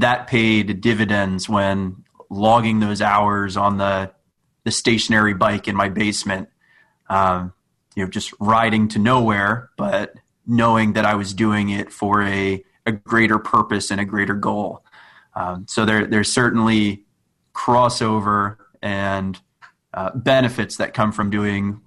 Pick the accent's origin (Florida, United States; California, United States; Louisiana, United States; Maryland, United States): Maryland, United States; Annapolis; where I grew up in Annapolis, Maryland